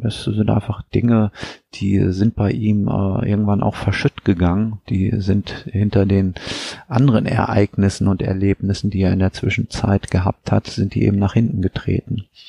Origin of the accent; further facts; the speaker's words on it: Weserbergland, Lower Saxony, Germany; moved away; meine Heimat, das Weserbergland